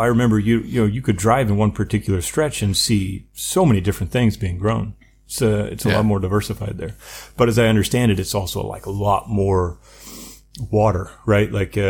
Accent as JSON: {"language": "English", "region": "Missouri", "country": "United States", "tie": "born or raised there", "said": "growing up in Missouri, kind of the Midwest, more like the Mid-South, but we're used to a lot of farm ground driving along, right?"}